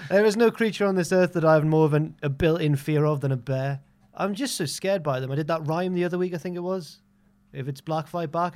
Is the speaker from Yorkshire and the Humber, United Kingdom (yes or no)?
no; Jarrow, North East England, United Kingdom; also born or lived in Newcastle; I went to school in Newcastle and we're all from around the area. So I'm from Jarrow